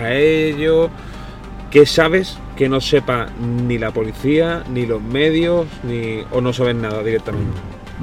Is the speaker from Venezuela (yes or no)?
no; Cádiz, Andalusia, Spain; yo soy de Cádiz